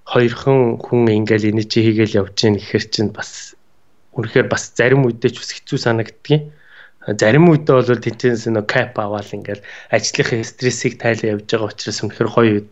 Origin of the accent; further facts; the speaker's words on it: Nalaikh, Ulaanbaatar, Mongolia; moved away; also born or lived in Stockholm, Sweden; Тэнд бол төрж өссөн. А тэгээд Улаанбаатар хотод шилжиж орж ирсэн налаахын уугуул.